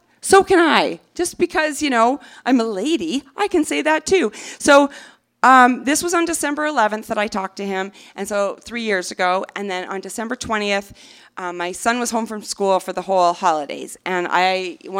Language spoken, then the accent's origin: English; Canada; now in United States; I'm Canadian